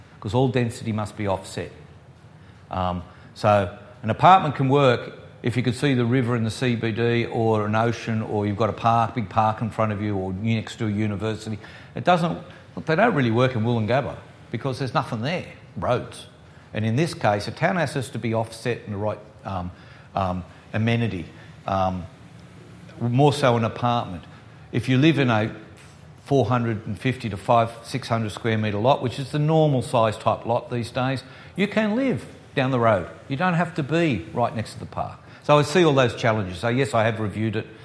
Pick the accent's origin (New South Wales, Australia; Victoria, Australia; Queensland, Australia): New South Wales, Australia; Sydney; I grew up in Sydney, the west of Sydney, so when I grew up in Winston Hills